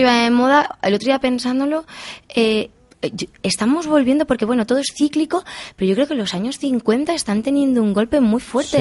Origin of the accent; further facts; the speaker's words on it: Albacete province, Castilla-La Mancha, Spain; cómo que al secarral de mi pueblo